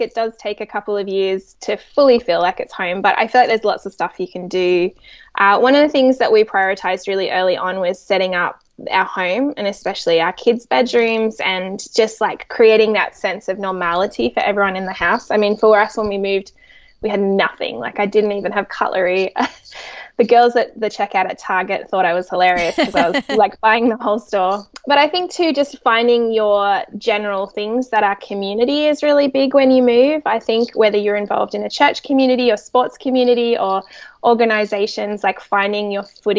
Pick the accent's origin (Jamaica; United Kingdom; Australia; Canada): Australia; Sydney, New South Wales; accent: Australian; moved away as an adult; now in Orange County, United States; born and raised in Australia, Sydney, Australia